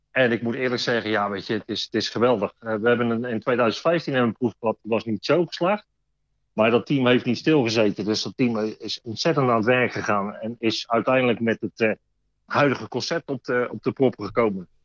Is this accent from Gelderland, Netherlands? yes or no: yes; Arnhem, Gelderland, Netherlands; born there; now in Rotterdam, Netherlands; Ja, ik ben geboren Arnhemmer. Maar ik woon de afgelopen 53 eh, jaar woon ik toch al in Rotterdam.